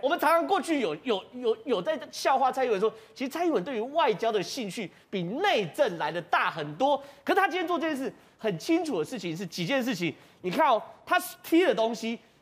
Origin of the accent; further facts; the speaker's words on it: Taiwan; 柏油路融化，其实我们台湾人也都有经验